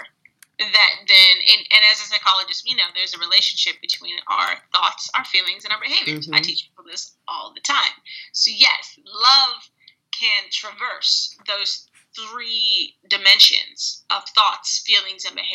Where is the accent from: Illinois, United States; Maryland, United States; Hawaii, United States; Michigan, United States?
Illinois, United States; suburbs of; moved away as an adult; also born or lived in Oregon; I grew up in a majority Euro-American white environment in the suburbs of Illinois